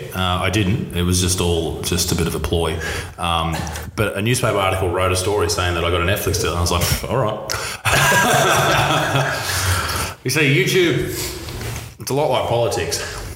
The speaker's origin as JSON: {"language": "English", "country": "Australia", "tie": "born or raised there", "said": "we grew up in Australia here"}